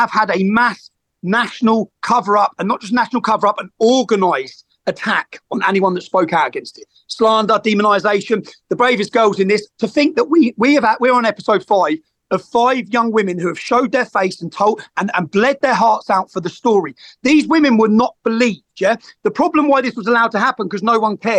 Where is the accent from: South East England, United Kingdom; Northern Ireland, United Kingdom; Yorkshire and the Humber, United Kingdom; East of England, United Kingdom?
East of England, United Kingdom; Luton; I grew up in Luton